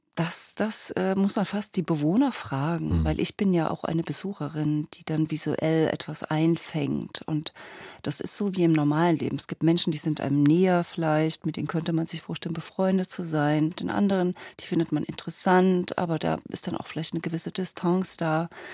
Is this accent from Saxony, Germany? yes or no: yes; Dresden area, Saxony, Germany; ich komme ja aus dem Raum Dresden